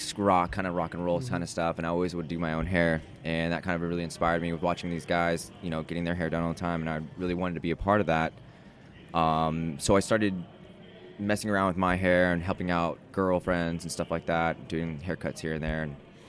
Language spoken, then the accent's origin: English; Yuba City, California, United States; now in Los Angeles, United States; Originally, I'm from a small town called Yuba City, just north of Sacramento. Little cow town, had orchards in my backyard